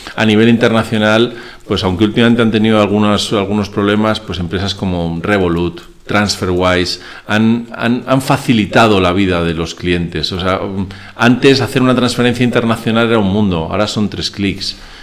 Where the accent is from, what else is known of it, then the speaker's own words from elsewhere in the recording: Spain; also born or lived in Venezuela; yo soy mitad español y mitad venezolano